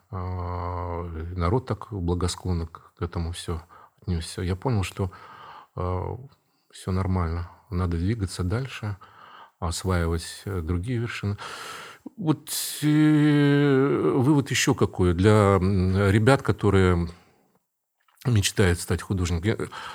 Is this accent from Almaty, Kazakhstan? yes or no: no; Karaganda, Karaganda Region, Kazakhstan; moved away as an adult; also born or lived in Saint Petersburg, Russia; now in Kazan, Russia; я вырос в Казахстане, среди немцев там